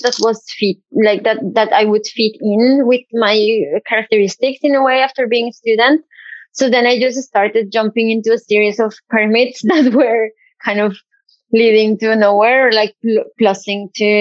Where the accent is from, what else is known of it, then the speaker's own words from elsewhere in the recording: Bogotá, Colombia; moved away as an adult; also born or lived in Bergen, Norway; now in Norway; I am from Bogota in Colombia